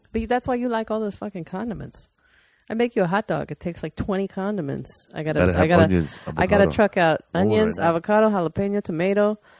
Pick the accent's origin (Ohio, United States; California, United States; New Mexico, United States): Ohio, United States; also born or lived in Aurora, Colorado; So my mom and dad, we moved to Colorado three times from Ohio because my dad was in construction and there were a lot of construction jobs back in the 70s and 80s in Colorado. And I lived in Aurora each time, which was a suburb of Denver.